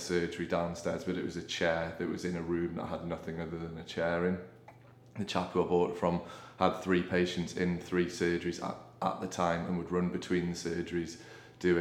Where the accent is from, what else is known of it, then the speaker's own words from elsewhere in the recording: Newcastle upon Tyne, North East England, United Kingdom; also born or lived in Sheffield; then came back home. I'm from Newcastle originally